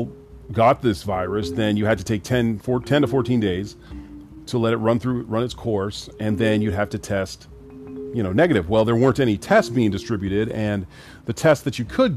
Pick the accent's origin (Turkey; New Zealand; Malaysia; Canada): Canada; also born or lived in Grenada / Trinidad; My family's from the Caribbean, Grenada and Trinidad, and I was born here in Canada